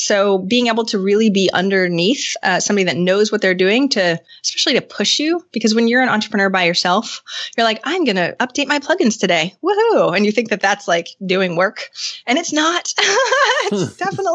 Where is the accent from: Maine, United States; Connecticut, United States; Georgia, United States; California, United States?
Maine, United States; moved away as an adult; I'm from Maine, but I moved back to Maine from getting a degree in computers and working in tech.